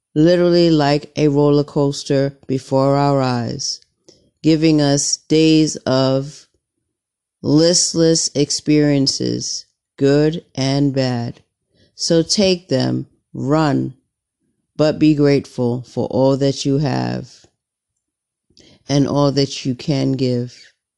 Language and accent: English; United States; I'm an American